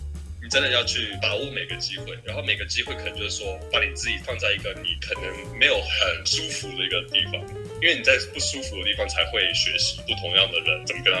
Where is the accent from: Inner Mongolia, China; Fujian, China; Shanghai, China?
Shanghai, China; also born or lived in Canada; 因为我小时候是在上海美国学校读书，所以我一直以来都是在美国文化，然后我也是加拿大生的，所以我一直都以来都是在说英文嘛